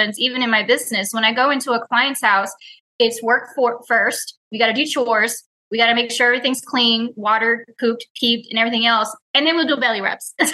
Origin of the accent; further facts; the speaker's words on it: Houston, Texas, United States; I was born and raised in Houston